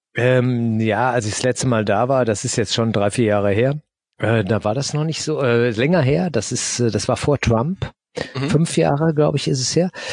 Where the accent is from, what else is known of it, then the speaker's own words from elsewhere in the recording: Germany; aus Deutschland